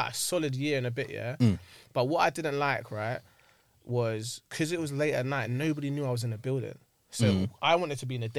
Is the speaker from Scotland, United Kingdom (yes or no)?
no; Sudbury, London, United Kingdom; I'm from like Sudbury.